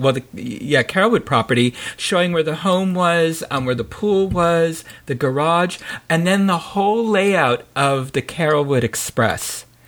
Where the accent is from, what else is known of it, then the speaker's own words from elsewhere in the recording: San Francisco, California, United States; I grew up in San Francisco